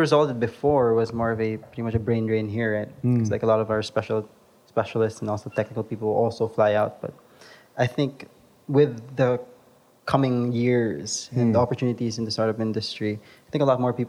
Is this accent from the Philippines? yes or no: yes; Philippines; The advantage of being Filipino is you're very sociable.